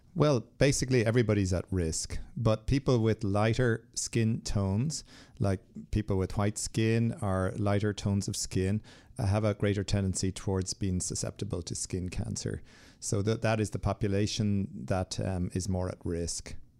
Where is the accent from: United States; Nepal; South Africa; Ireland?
Ireland; I'm from Ireland